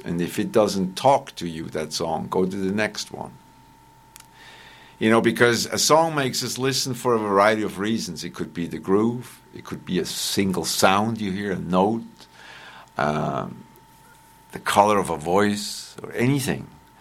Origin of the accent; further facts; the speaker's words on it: Bern, Switzerland; first language Bernese German; English is a second language; moved away as an adult; also born or lived in South Carolina; I grew up in Bern, right next to the depot